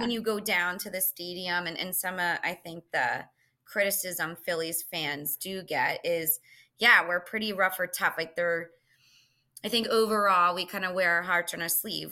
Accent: Philadelphia area, Pennsylvania, United States; born or raised there

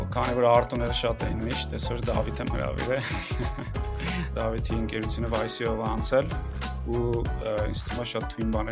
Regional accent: Yerevan, Armenia; Մենք երեքով Երևանից ենք

